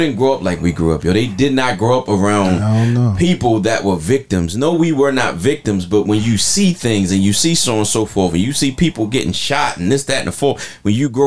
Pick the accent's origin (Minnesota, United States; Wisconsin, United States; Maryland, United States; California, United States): Maryland, United States; Baltimore; where I grew up at in South Baltimore and in Northeast Baltimore